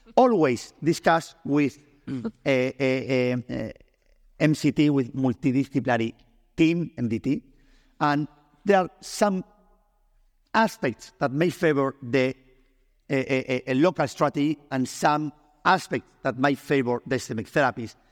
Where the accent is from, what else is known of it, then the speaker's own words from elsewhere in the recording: Spain; English is a second language; I'm Spanish, I'm not English